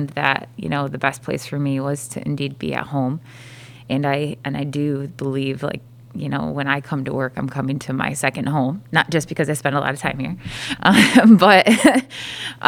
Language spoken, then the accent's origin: English; Fruitport, Michigan, United States; landed here back at Fruitport, which is my hometown